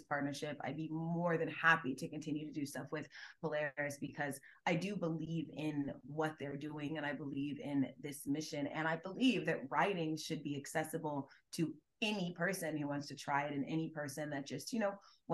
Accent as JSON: {"language": "English", "area": "Gwinnett County", "region": "Georgia", "country": "United States", "said": "I'm from Gwinnett County, which is a suburb of Atlanta"}